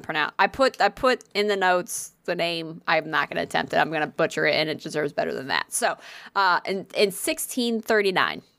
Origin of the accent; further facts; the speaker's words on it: Connecticut, United States; I'm from Connecticut